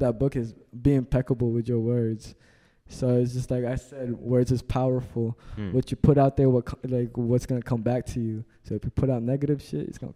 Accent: Olongapo, Central Luzon, Philippines; also born or lived in Japan; now in Virginia, United States; I was from the Philippines, you know, like, you know, one house with 13 people to moving to Japan, finally staying in Virginia

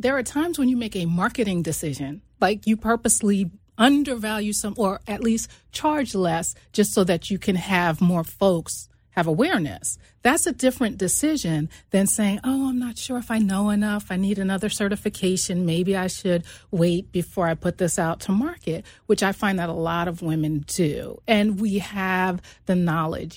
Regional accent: New York, United States; I actually grew up in New York. I'm originally from New York

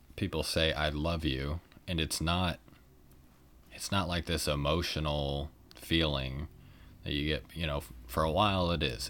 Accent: Kansas City, United States; I was from Kansas City

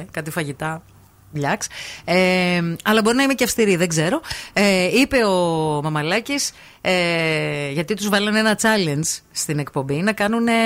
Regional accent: Berlin, Germany; έχω μέτρο σύγκριση γιατί κατάγομαι από το Βερολίνο και είχαμε πολύ καλά ασιατικά εστιατόρια.

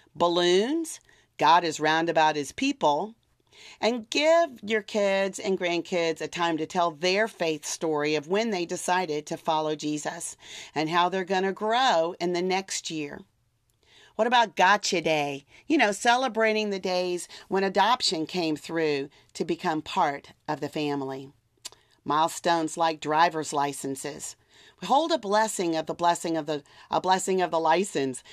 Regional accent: South Louisiana, United States; I'm from South Louisiana

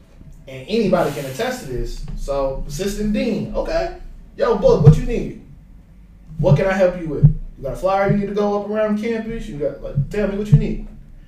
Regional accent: Cincinnati, Ohio, United States; born or raised there

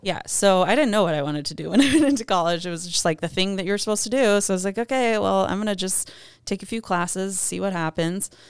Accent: Ann Arbor, Michigan, United States; moved away; Originally from Ann Arbor, Michigan.

